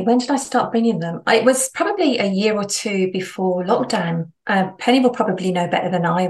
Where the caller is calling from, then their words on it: Solihull, West Midlands, United Kingdom; I'm based in the Midlands, so Solihull. It's not far from Stratford, Warwick, right in the centre of the UK.